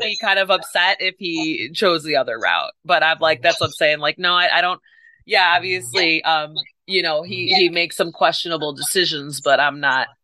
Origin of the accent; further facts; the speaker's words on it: Chicago, Illinois, United States; I'm from Chicago area